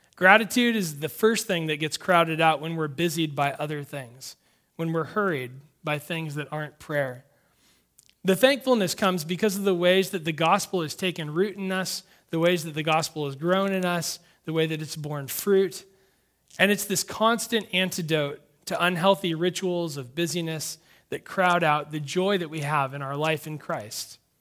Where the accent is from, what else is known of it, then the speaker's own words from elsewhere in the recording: Sonoma County, California, United States; I grew up in Sonoma County